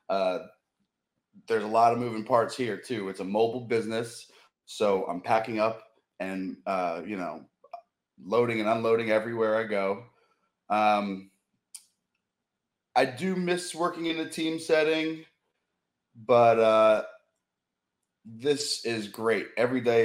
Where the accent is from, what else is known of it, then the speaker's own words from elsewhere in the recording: Rhode Island, United States; moved away as an adult; also born or lived in Cape Cod; now in Baltimore, United States; I grew up in Rhode Island